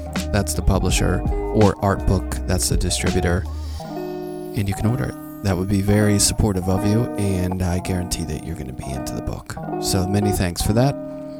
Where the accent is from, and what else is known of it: Pittsburgh, Pennsylvania, United States; born or raised there